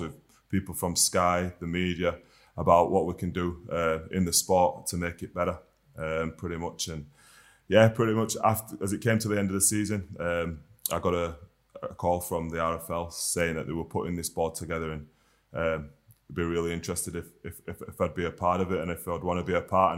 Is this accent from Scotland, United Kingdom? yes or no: no; Huddersfield, Yorkshire and the Humber, United Kingdom; being a local boy, definitely. It's a great place to be, great place to grow up